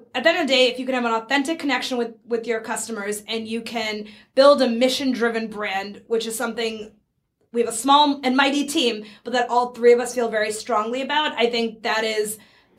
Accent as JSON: {"language": "English", "town": "Burlington", "region": "Massachusetts", "country": "United States", "tie": "born or raised there", "also_born_or_lived": "San Francisco / India", "said": "I grew up in Burlington, Massachusetts"}